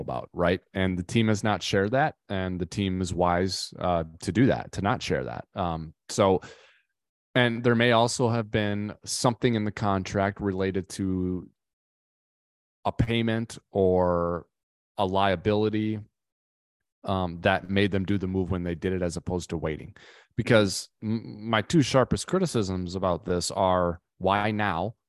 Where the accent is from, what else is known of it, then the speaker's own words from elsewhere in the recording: Minnesota, United States; I'm from Minnesota myself